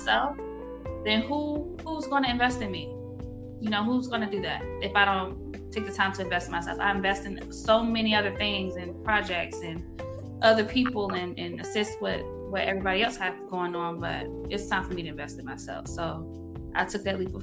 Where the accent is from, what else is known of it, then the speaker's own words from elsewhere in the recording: Norfolk, Virginia, United States; moved away as an adult; now in Atlanta, United States; I'm originally from Norfolk, Virginia, but I reside here in Atlanta, Georgia